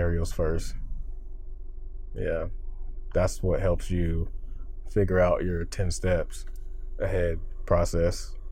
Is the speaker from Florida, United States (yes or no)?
yes; Florida, United States; moved away; I'm from Florida